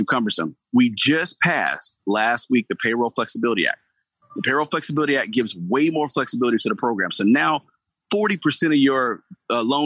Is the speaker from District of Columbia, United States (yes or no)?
no; Gainesville, Georgia, United States; I grew up in Gainesville, Georgia